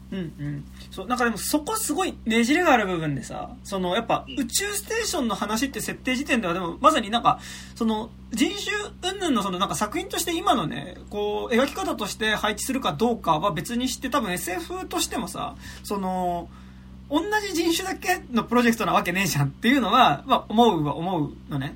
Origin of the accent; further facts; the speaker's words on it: Japan; 日本に住んでる俺ら、日本で生まれた俺らからすると